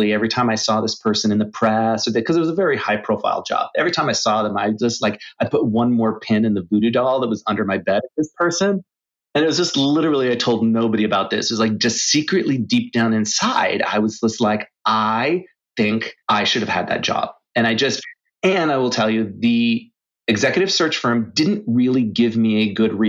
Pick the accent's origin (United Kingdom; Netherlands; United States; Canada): Canada; moved away as an adult; also born or lived in Asia / Europe; I'm originally from Canada